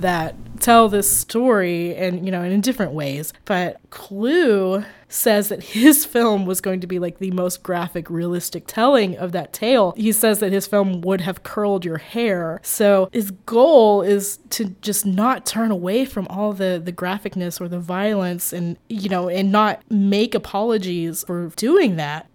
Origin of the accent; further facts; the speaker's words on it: Tennessee, United States; I grew up in Tennessee, I'm from Tennessee